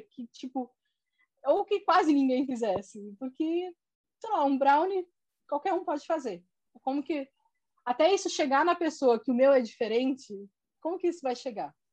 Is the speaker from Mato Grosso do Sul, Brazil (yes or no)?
yes; Corumbá, Mato Grosso do Sul, Brazil; also born or lived in Porto Alegre / Brasília; now in Rio de Janeiro, Brazil; tinha encerrado o ciclo em Brasília, eu sou do Mato Grosso do Sul, de Corumbá, então lá